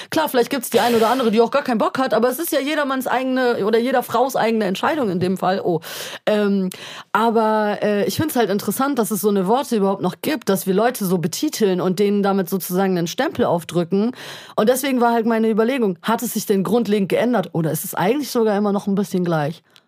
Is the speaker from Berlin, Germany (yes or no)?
yes; Berlin, Germany; wir kommen aus Berlin, hier ist irgendwie eine Metropole